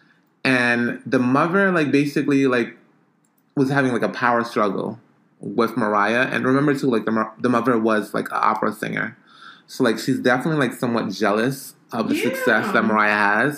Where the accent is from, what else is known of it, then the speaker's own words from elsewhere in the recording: Jamaica; now in New York, United States; I'm Jamaican. And most of my family is still in Jamaica.